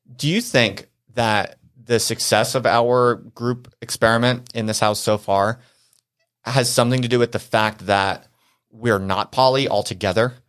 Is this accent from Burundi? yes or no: no; New Jersey, United States; moved away; also born or lived in Philadelphia / Brooklyn; I grew up in New Jersey